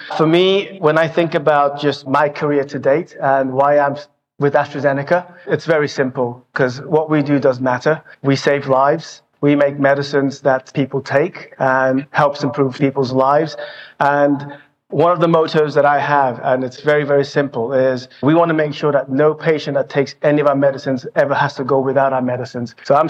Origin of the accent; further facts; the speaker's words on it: United Kingdom; moved away as an adult; also born or lived in Mexico / Germany; now in Indiana, United States; And as you can tell from my accent, I'm not from around here. I'm British.